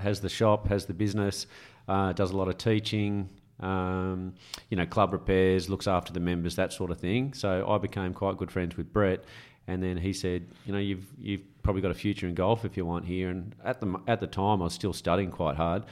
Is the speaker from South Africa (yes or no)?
no; Camden, New South Wales, Australia; moved away; also born or lived in Caringbah; Grew up in originally in Carringbar, but the golf started in Camden